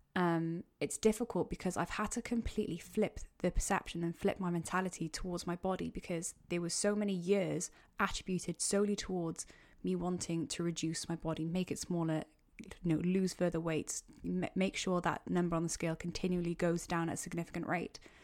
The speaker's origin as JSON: {"language": "English", "region": "Wales", "country": "United Kingdom", "also_born_or_lived": "Cardiff", "said": "I'm, uh, Welsh"}